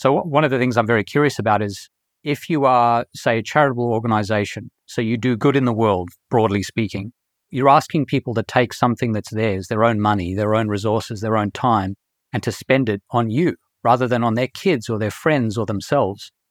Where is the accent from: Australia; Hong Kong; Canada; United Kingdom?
Australia; moved away as an adult; also born or lived in South Africa; I was born in South Africa, and when I was seven, I moved to Australia, and I lived in Australia for all of my schooling, right through to the end of my undergrad years